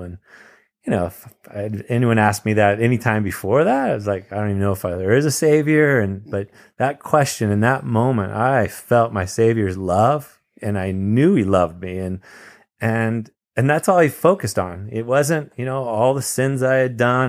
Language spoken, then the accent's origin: English; Campbell, California, United States; I grew up in Campbell, California, which is just a few minutes away from you in San Jose